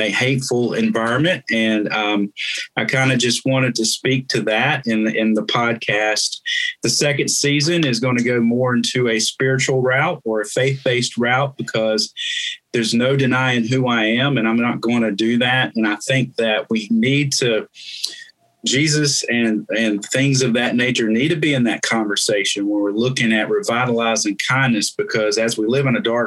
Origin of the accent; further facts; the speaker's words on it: North Carolina, United States; I'm from North Carolina